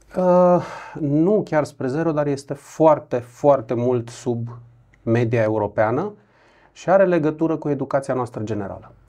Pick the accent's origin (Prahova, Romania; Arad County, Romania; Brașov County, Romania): Brașov County, Romania; Brașov; also born or lived in Buzău; Sunt brașovean, trecut vreo patru ani prin Buzău